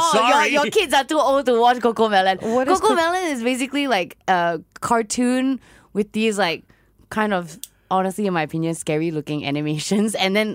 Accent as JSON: {"language": "English", "town": "Perth", "region": "Western Australia", "country": "Australia", "tie": "born or raised there", "moved": "yes", "lives_now": "Singapore", "said": "I grew up in Perth. We lived in, like, a big house"}